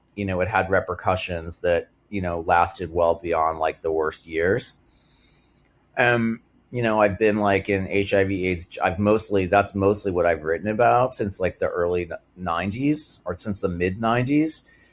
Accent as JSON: {"language": "English", "region": "Massachusetts", "country": "United States", "tie": "born or raised there", "said": "the town where I grew up in Massachusetts"}